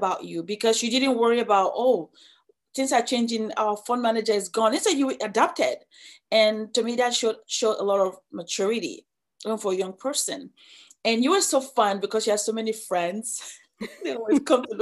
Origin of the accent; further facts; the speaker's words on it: Nigeria; moved away as an adult; now in United States; I'm from Nigeria